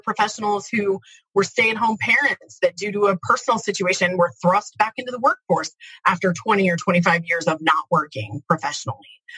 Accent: Midwest, United States; I'm from the Midwest, pretty blue-collar, hardworking kind of place

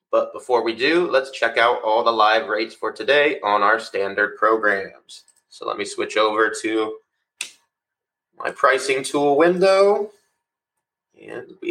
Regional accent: Florida, United States; We're from South Florida as well.

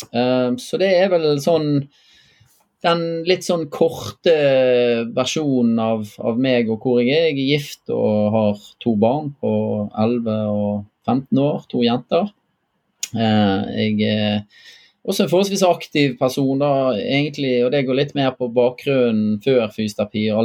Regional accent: Bergen, Vestland, Norway; Så som mange kanskje hører, så er jeg fra Bergen.

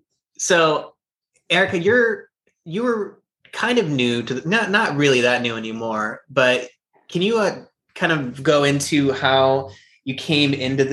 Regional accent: California, United States; now in Visalia, United States; I came from Southern California, where it's a little bit more, I don't know, liberal kind of, not with my family though. That my family moved up here because they felt out of place in Southern California.

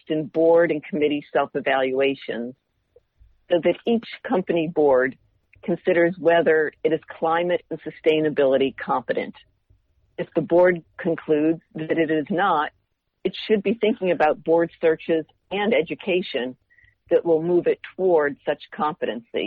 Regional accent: Indiana, United States; moved away; growing up in Indiana

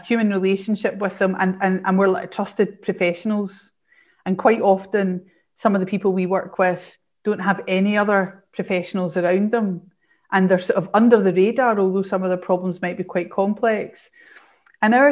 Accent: Glasgow, Scotland, United Kingdom; I'm from Glasgow and my world revolves around, you know, Scotland and Strathclyde University

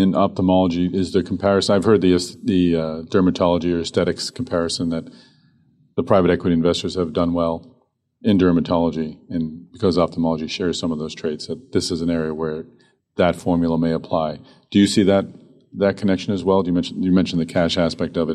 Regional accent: Boston, Massachusetts, United States; Boston, my hometown

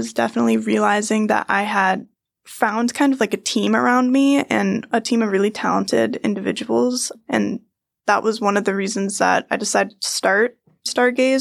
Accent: Maine, United States; moved away as an adult; I'm from Maine

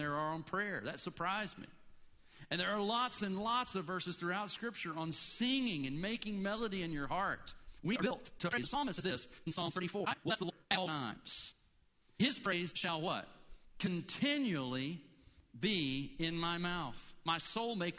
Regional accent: Blue Ridge Mountains, United States; now in Gainesville, United States; I grew up in the Blue Ridge.

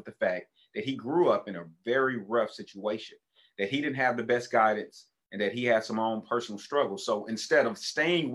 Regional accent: Tulsa, Oklahoma, United States; when we moved from Oklahoma City to Tulsa, I ended up going to 6 different elementary schools

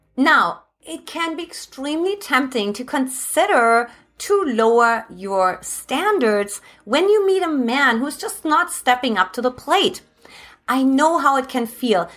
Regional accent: Germany; English is a second language; moved away as an adult; now in United States; originally I'm from Germany

